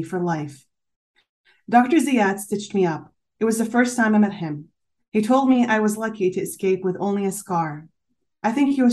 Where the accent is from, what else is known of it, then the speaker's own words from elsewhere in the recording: Canada; also born or lived in Syria; now in Switzerland; I am Syrian, but I was born in Canada. Both of my parents are Syrian, but they've been immigrants since the 80s.